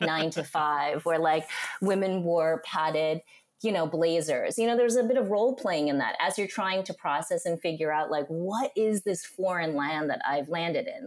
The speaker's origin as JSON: {"language": "English", "town": "Union City", "region": "California", "country": "United States", "tie": "born or raised there", "also_born_or_lived": "Honolulu / New York", "moved": "as an adult", "said": "I grew up in Union City, which is East Bay"}